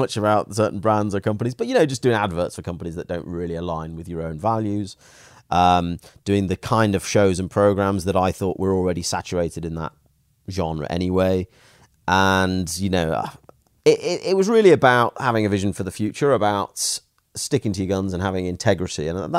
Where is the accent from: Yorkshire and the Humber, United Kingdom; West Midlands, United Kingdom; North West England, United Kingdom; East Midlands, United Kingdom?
West Midlands, United Kingdom; Stoke-on-Trent; But the truth is, you know, I grew up in Stoke-on-Trent in a relatively, you know, poor family.